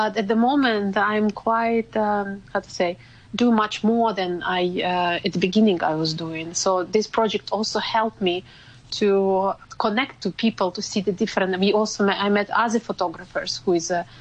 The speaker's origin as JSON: {"language": "English", "country": "Ukraine", "moved": "yes", "lives_now": "Hong Kong", "said": "I'm from Ukraine"}